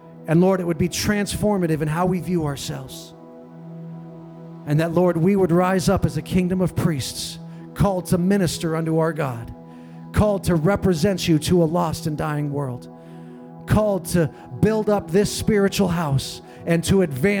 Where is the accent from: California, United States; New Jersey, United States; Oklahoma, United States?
California, United States; San Diego; now in Kauai, United States; When I was a kid, you know, I grew up in San Diego